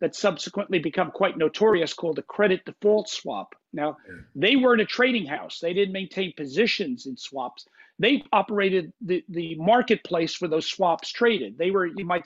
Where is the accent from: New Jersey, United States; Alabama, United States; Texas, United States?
New Jersey, United States; Bergen County; I grew up in Bergen County, which is the northeasternmost county in the state, just outside of New York City